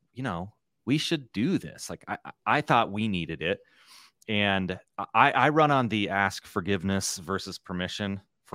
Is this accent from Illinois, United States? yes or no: no; Nebraska, United States; No, I come from Nebraska. You know, it's in the middle.